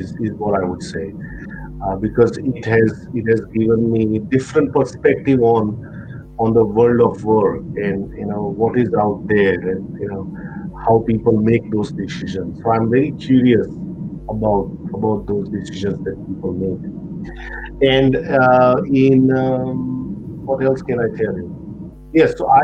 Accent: Gujarat, India; moved away as an adult; now in Australia; being a Gujju, forget about Indian, I think Gujju

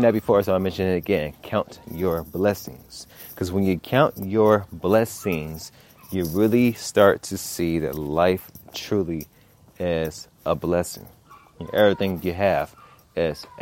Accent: Los Angeles, California, United States; I'm from South Central

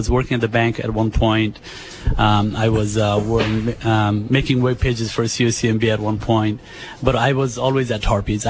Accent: Nepal; moved away as an adult; now in United States; Yeah, I came from Nepal in the 90s, late 90s.

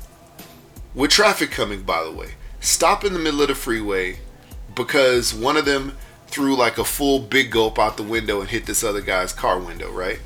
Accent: Houston, Texas, United States; I grew up in Houston, Texas

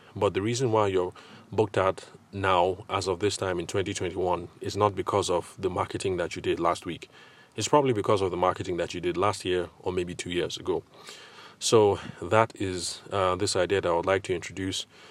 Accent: Abuja, Federal Capital Territory, Nigeria; also born or lived in Lagos / Ile-Ife / Aberdeen; now in Abuja, Nigeria; I grew up in Abuja

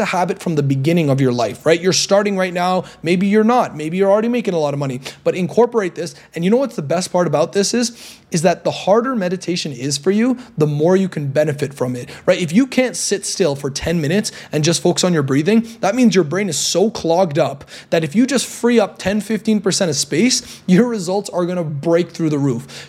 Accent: Toronto, Ontario, Canada; moved away as an adult; now in Medellin, Colombia; I'm from Toronto, Canada right now, but now I'm living here in Medellin, Colombia

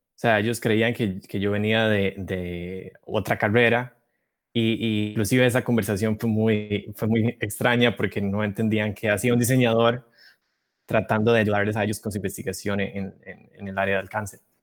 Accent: Costa Rica; moved away as an adult; now in Massachusetts, United States; Soy costarricense. Tengo poco más de cuatro años de vivir en Estados Unidos, en, Massachusetts.

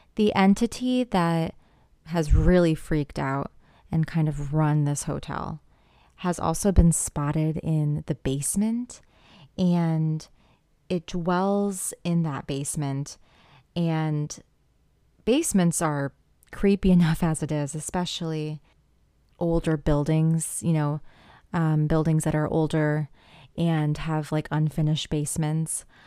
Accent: Missouri, United States; my home state, Missouri.

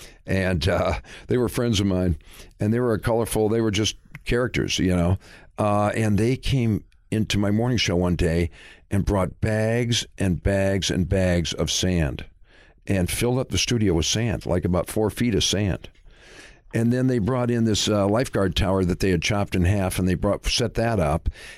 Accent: Michigan, United States; Well, I was back in Michigan.

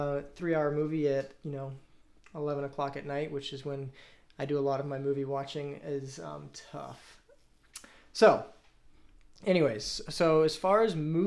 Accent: United States; being an American

